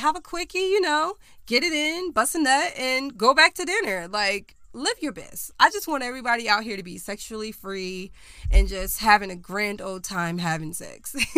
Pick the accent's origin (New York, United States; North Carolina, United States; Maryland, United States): North Carolina, United States; Charlotte; I was born and raised in North Carolina. I lived in Charlotte.